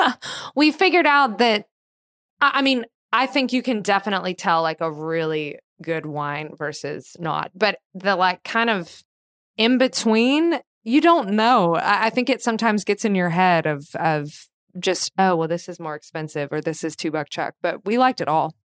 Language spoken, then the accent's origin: English; Kentucky, United States; I grew up in Kentucky